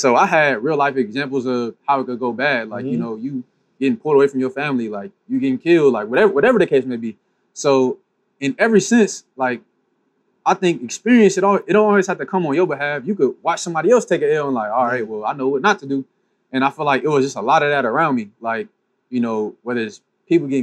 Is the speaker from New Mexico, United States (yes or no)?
no; Pasadena, California, United States; also born or lived in Michigan; born and raised in Pasadena